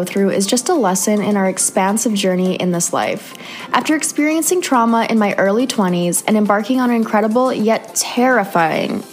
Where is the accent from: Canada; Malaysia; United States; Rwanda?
Canada; moved away; another Canadian girl